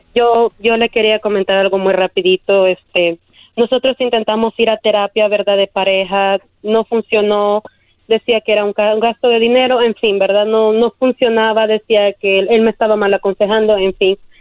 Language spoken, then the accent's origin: Spanish; El Salvador; Yo soy de El Salvador